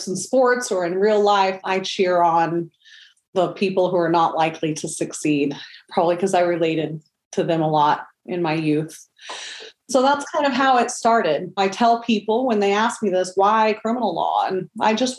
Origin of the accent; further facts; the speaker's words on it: Oklahoma City, Oklahoma, United States; I was born and raised in Oklahoma City